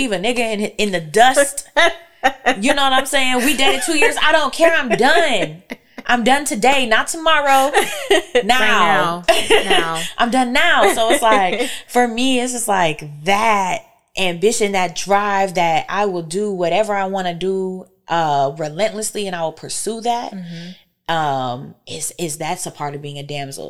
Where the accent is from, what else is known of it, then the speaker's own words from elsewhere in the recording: Fayetteville, North Carolina, United States; moved away as an adult; now in Detroit, United States; I'm from Fayetteville, North Carolina.